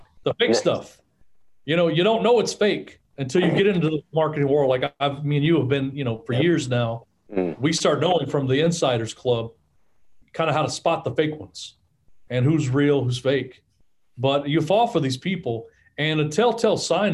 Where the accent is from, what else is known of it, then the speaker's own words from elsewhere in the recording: Orange, Texas, United States; I was born in Orange, Texas